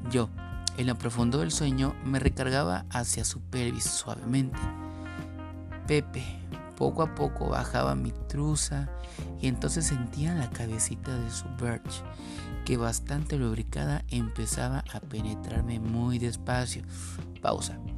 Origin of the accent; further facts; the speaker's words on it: Mexico City, Mexico; una gran experiencia que tuve en mi época de estudiante normalista en la Ciudad de México, de donde soy originario.